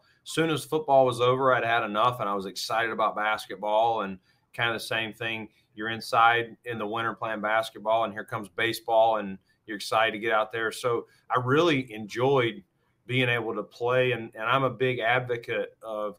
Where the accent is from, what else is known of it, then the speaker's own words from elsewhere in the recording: Norwood, North Carolina, United States; moved away as an adult; now in Buffalo, United States; how I was raised in Norwood and Stanley County